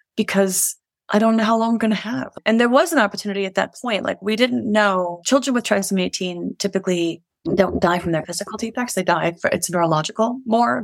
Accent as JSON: {"language": "English", "town": "New York City", "region": "New York", "country": "United States", "moved": "as an adult", "lives_now": "Colorado, United States", "said": "we're Irish Catholics from the Bronx."}